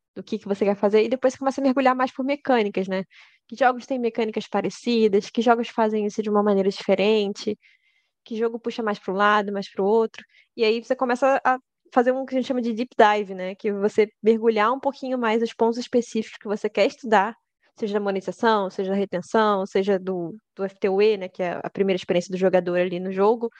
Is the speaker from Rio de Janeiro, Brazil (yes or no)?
yes; Rio de Janeiro, Brazil; E eu sou do Rio de Janeiro.